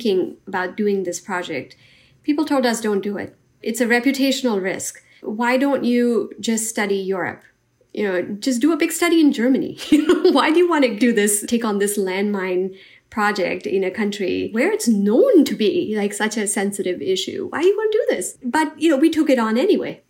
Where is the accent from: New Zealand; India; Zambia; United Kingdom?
India; now in United States; I grew up in India